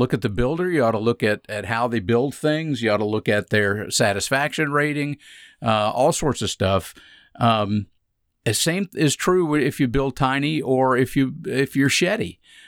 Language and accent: English; Atlanta, Georgia, United States; I grew up in Atlanta. I mean, I was in Atlanta.